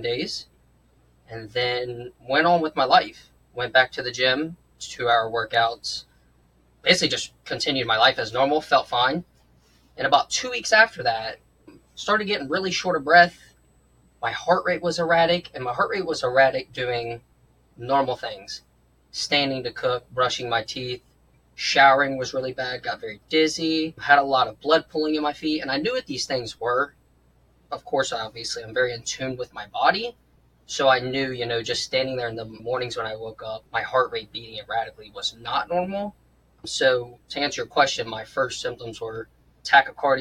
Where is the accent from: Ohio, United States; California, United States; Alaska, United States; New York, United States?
Ohio, United States; Cincinnati; I was born and raised in Cincinnati, Ohio. I do still live here